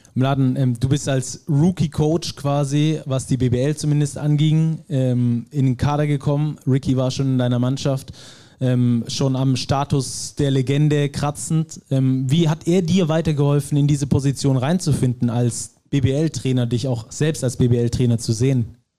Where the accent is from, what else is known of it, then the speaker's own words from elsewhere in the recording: Ludwigsburg, Baden-Württemberg, Germany; ich komme aus Ludwigsburg, sogar gebürtig